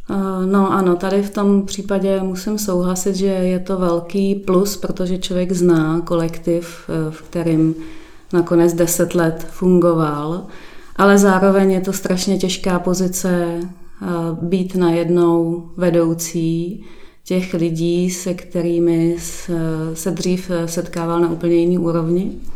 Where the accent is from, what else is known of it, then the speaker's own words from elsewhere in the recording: Prague, Czechia; moved away as an adult; now in Šestajovice, Czechia; původem jsem z Prahy 8